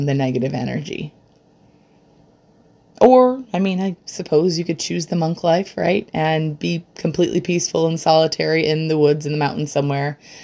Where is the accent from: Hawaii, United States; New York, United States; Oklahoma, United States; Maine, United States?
New York, United States; Rochester; I'm from Rochester, New York